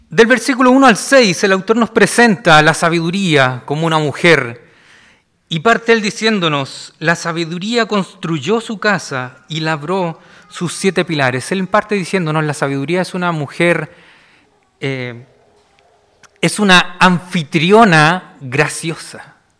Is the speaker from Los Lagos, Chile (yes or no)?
no; Valparaíso, Chile; Yo soy de Valparaíso